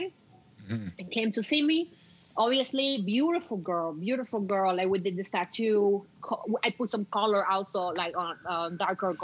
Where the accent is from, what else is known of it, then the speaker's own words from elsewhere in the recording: Cuba; moved away as an adult; now in Canada; remember, I'm Cuban. I come from an island.